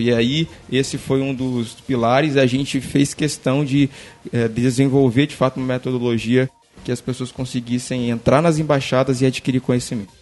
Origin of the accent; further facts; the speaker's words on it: Vila Velha, Espírito Santo, Brazil; eu sou de Vila Velha, Espírito Santo